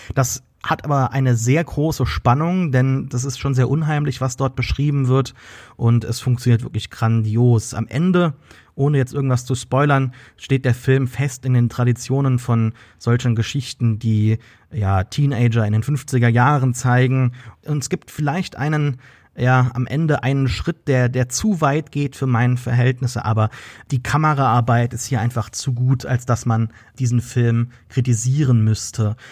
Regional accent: Germany; uns selbst als Deutsche

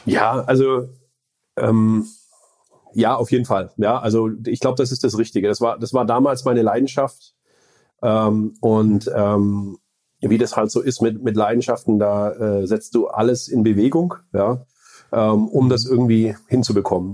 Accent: Stuttgart region, Baden-Württemberg, Germany; moved away as an adult; also born or lived in Böblingen / Sindelfingen / California, United States; now in Heilbronn, Germany; ich bin ursprünglich aus dem Vorort von Stuttgart, würde ich sagen, äh, in Böbling geboren, äh, Sindelfingen Kindergarten und dann noch ein bisschen weiter aufs Land rausgezogen, um dort die Schule zu verbringen

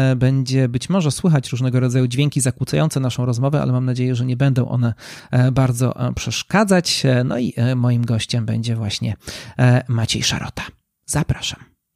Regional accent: Nowy Sącz, Lesser Poland, Poland; also born or lived in Warsaw; z mojego rodzinnego miasta, czyli z Nowego Sącza

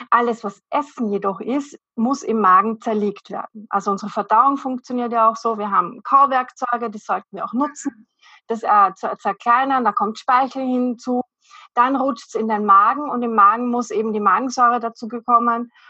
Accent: Vienna, Austria; ich komme aus Wien, bin in Wien zu Hause

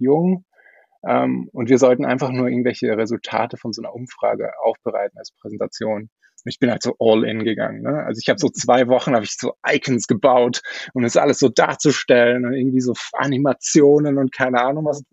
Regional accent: Austria; ich komme eigentlich aus Österreich

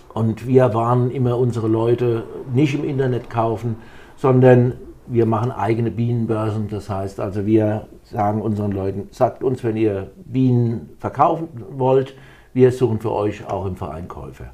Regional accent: St. Ilgen, Baden-Württemberg, Germany; accent: Kurpfälzer; moved away as an adult; now in Delkenheim, Germany; Ich war schon als Jugendlicher in St. Ilgen, wo ich geboren bin, beim Roten Kreuz

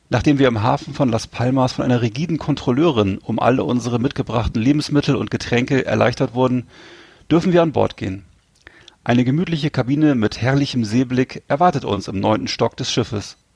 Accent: Bremerhaven, Bremen, Germany; ich weiß ja, dass äh, der da damalige Club meiner, meiner Heimatstadt auch schon mal deutscher Meister war früher. Äh, Bremerhaven Seahawks, die waren damals mal Meister.

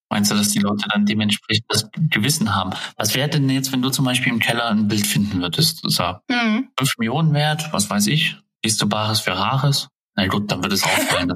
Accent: Germany; wir sind ja auch typisch deutsch

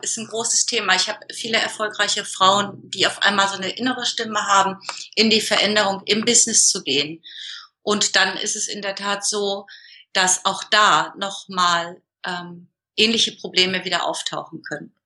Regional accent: Hamburg, Germany; ich bin geboren in der Nähe von Hamburg und wohne jetzt seit 2000 im Norden Hamburgs.

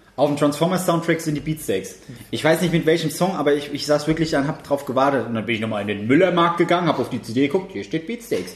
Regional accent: Germany; als Deutscher

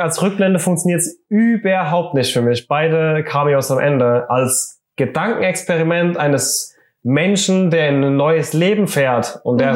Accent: Germany; wir sind Deutsche

